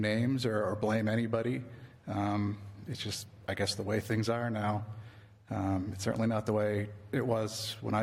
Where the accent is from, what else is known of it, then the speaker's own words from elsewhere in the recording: Fitchburg, Massachusetts, United States; moved away as an adult; also born or lived in Clinton, Massachusetts; now in Sterling, United States; I grew up here. Fitchburg will always be my hometown